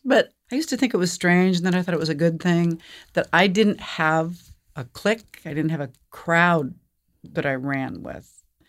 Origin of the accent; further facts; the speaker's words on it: Seattle, Washington, United States; I was born in Seattle, Washington. Born and raised in Seattle.